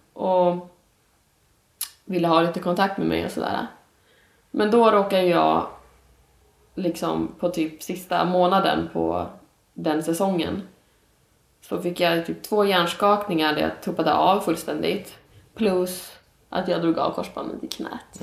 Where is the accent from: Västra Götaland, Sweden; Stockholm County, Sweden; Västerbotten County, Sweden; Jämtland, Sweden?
Västerbotten County, Sweden; Umeå; jag kommer ju från Umeå. Där jag växte upp